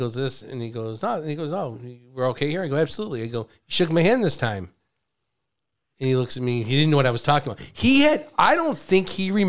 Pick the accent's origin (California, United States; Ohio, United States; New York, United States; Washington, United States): New York, United States; Greece; I grew up in Greece.